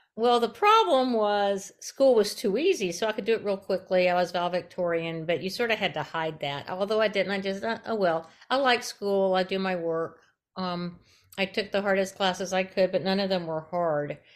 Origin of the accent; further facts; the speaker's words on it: Tampa, Florida, United States; now in Berkeley, United States; I grew up in Tampa, Florida